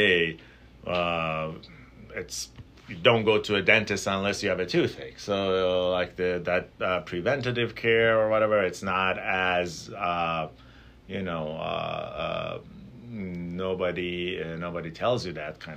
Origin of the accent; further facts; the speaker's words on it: Tehran, Tehran Province, Iran; moved away as an adult; now in Milwaukee, United States; I grew up in Tehran, which is a big city